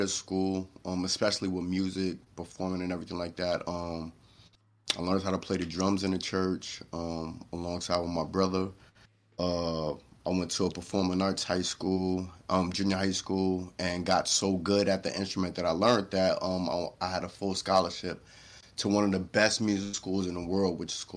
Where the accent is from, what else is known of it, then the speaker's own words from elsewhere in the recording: New York City, New York, United States; moved away; I was born and raised in New York City. Harlem to be exact.